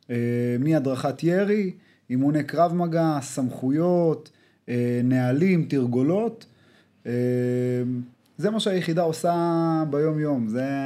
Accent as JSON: {"language": "Hebrew", "town": "Rishon LeZion", "region": "Central District", "country": "Israel", "tie": "born or raised there", "lives_now": "Holon, Israel", "said": "אז אה, כמו שאמרתי, גדלתי בראשון לציון, נכון להיום אני גר אה, בחולון, בן 28"}